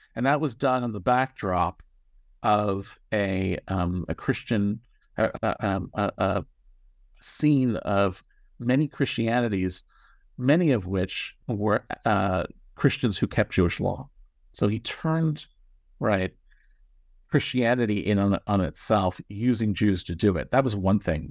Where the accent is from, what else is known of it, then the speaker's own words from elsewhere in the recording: Toronto, Ontario, Canada; moved away; I grew up in Toronto, Canada